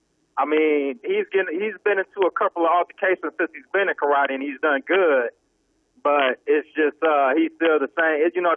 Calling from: Orlando, Florida, United States

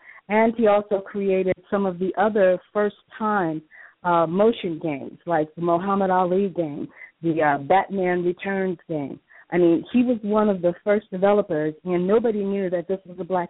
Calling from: Los Angeles, California, United States; I'm doing fine. … I'm calling from Los Angeles.

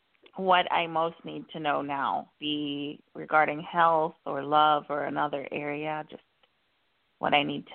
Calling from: Florida, United States

